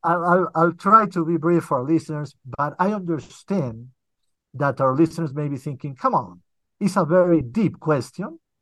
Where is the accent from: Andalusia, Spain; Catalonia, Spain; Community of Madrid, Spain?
Catalonia, Spain; Barcelona; moved away as an adult; also born or lived in United Kingdom; now in Colombia; Well, I was born here, but when I was very little, I moved with my family, my parents, and my brother to Europe. So basically, I grew up in Europe, especially in Spain, in Barcelona.